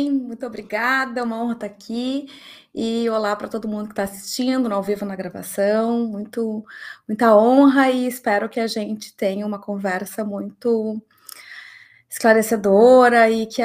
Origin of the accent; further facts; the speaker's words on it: Rio Grande do Sul, Brazil; como eu sou gaúcha, eu vou dizer uma baita antecedência.